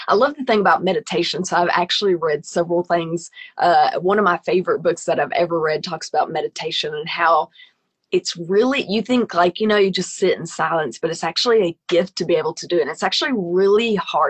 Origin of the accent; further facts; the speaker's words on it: United States; being American